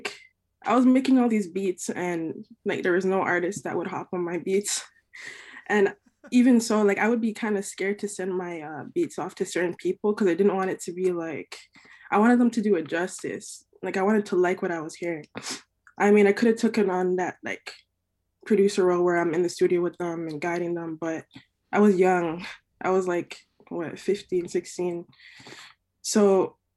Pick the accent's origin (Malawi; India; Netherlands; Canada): Canada; Mississauga, Ontario; also born or lived in Etobicoke; now in Toronto, Canada; I was born and raised in Mississauga, Ontario, actually. Born and raised there.